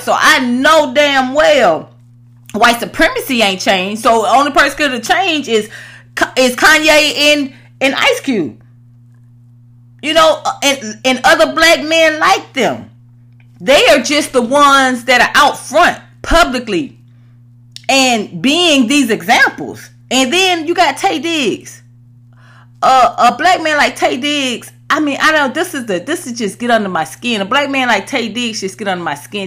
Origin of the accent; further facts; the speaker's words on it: Atlanta, Georgia, United States; moved away as an adult; also born or lived in Los Angeles; I was raised in the South, in Atlanta.